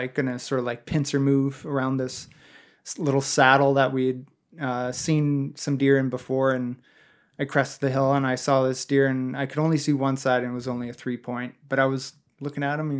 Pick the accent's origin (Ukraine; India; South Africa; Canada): Canada; you're right, I'm just being super Canadian.